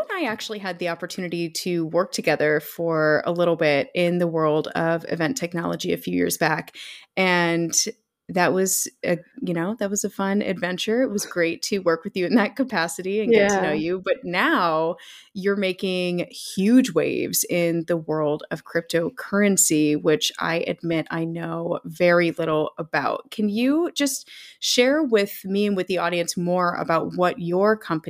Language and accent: English; Canada; moved away; shout out to my former homeland. How are things in Toronto?